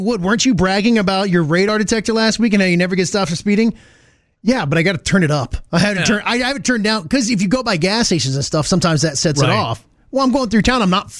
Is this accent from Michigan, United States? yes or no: no; Ohio, United States; moved away; There was a town when I was growing up in Ohio.